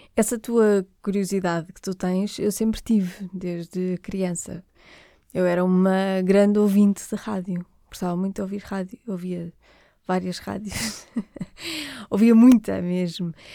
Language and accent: Portuguese; Porto, Norte, Portugal; eu sou do Porto